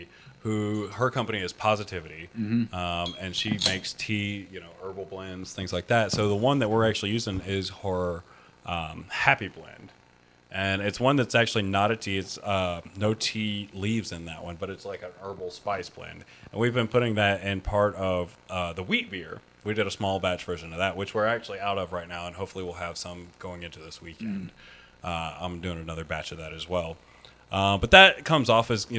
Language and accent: English; Florida, United States; I grew up in Florida